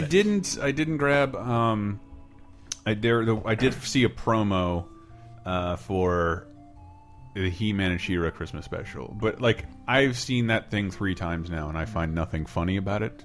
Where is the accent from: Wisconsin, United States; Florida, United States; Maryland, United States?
Florida, United States; moved away; I do go home for two weeks to Florida every year